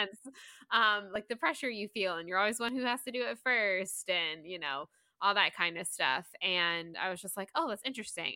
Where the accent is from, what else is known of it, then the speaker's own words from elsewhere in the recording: Southeast, United States; I was born and raised in the Southeast